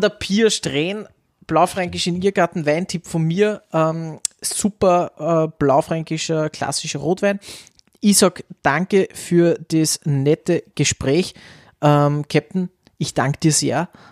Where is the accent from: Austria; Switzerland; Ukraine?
Austria; bei uns in Österreich